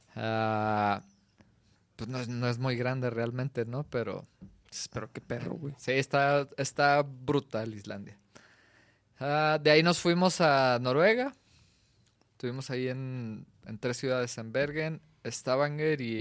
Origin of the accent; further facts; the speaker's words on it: Mexico; como mexicanos